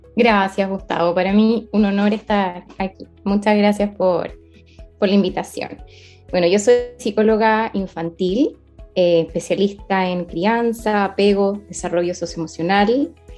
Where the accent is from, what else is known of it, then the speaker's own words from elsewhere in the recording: Chile; Soy chilena